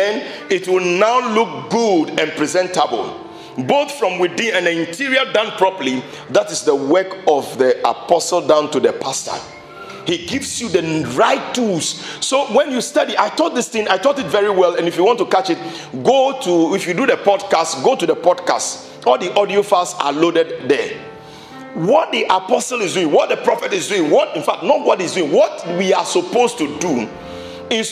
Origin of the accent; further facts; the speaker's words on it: Ashaiman, Greater Accra, Ghana; when we were growing up in Ashima